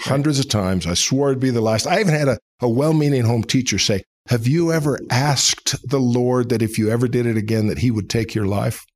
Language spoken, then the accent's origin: English; Seattle, Washington, United States; moved away as an adult; also born or lived in Provo, Utah; now in Atlanta, United States; I was born in Utah, raised in Seattle, Washington